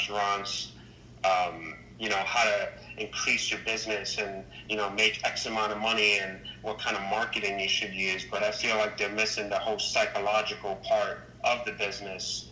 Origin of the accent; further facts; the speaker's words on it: New York City, New York, United States; I'm from the Bronx, New York, born and raised